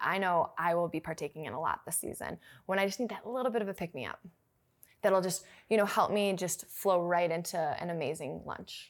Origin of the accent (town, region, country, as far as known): Minneapolis, Minnesota, United States; moved away